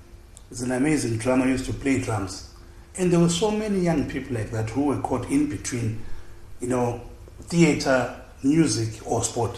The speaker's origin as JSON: {"language": "English", "region": "Bulawayo", "country": "Zimbabwe", "tie": "born or raised there", "accent": "Ndebele", "said": "I was born and raised in Bulawayo. I grew up in Chabalala"}